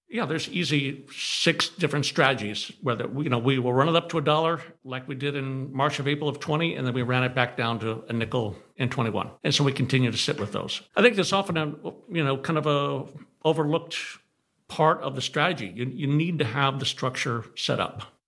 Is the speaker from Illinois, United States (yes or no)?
no; California, United States; I grew up in California